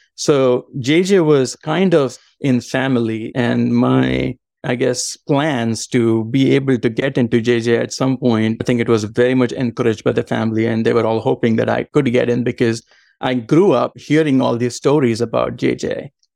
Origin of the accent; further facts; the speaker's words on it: Mumbai, Maharashtra, India; moved away as an adult; also born or lived in Savannah, Georgia, United States; now in Georgia, United States; I was born and raised in Mumbai, in a suburb of Mumbai called Villaparle.